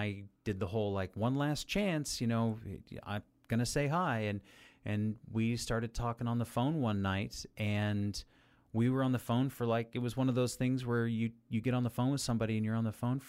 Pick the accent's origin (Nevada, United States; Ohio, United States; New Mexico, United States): Nevada, United States; Las Vegas; I was born and raised in Las Vegas, but I don't consider that home